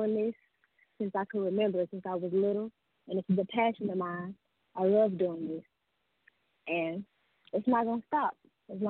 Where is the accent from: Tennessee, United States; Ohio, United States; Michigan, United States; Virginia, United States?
Tennessee, United States; Chattanooga; I'm from Chattanooga, Tennessee